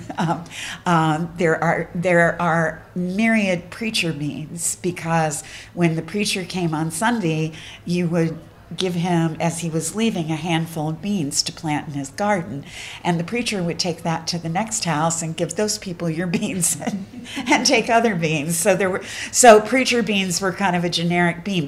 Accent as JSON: {"language": "English", "region": "Appalachian Mountains", "country": "United States", "said": "I come from the Appalachian Mountains, and I identify as an Appalachian."}